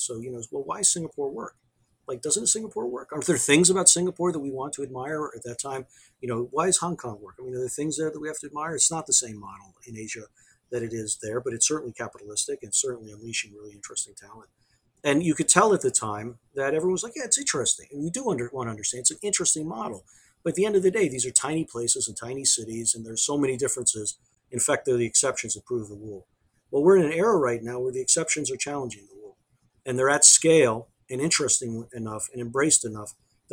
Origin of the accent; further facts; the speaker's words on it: United States; as an American